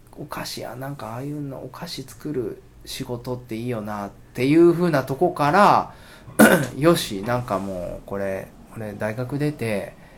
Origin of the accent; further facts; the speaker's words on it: Asakuchi, Okayama, Japan; 生まれも育ちも、あのー、浅口